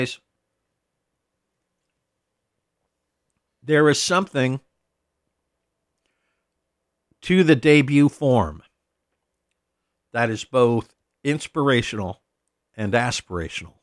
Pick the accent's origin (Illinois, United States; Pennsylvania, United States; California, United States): California, United States; Los Angeles; moved away; I grew up in Los Angeles of the 1970s